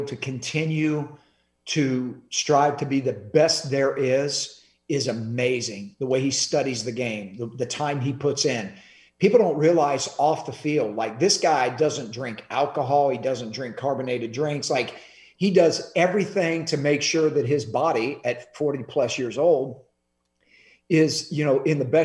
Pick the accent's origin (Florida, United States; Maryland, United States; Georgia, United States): Florida, United States; Clearwater; I was born and raised in Clearwater, which is right next to Tampa